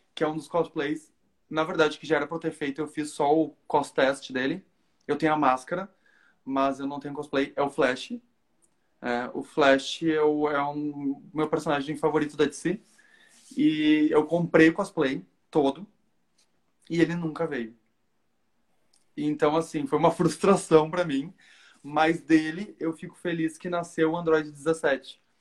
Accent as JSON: {"language": "Portuguese", "town": "Porto Alegre", "region": "Rio Grande do Sul", "country": "Brazil", "said": "eu sou de Porto Alegre"}